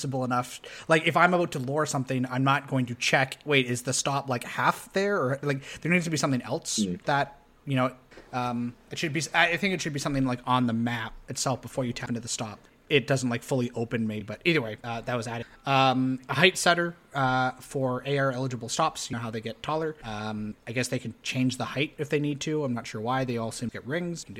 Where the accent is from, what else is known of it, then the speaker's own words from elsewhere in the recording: Canada; We're Canadian.